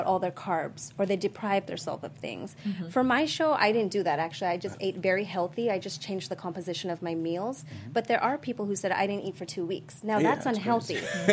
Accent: Sri Lanka; moved away; I was born in Sri Lanka.

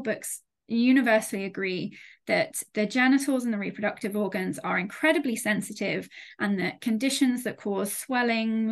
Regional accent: United Kingdom; as a Brit

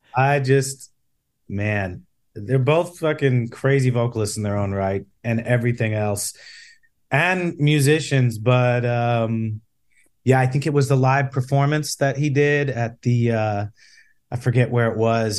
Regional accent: Chicago, Illinois, United States; I grew up in the South Side of Chicago

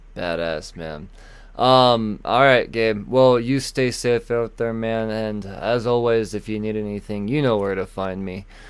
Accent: United States; We're American humans

